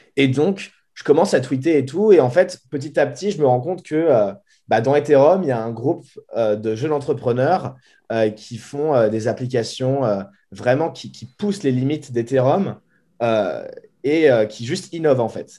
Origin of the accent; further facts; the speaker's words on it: Boulogne-Billancourt, Île-de-France, France; moved away as an adult; now in San Francisco, United States; je viens de Boulogne-Billancourt, donc dans la banlieue parisienne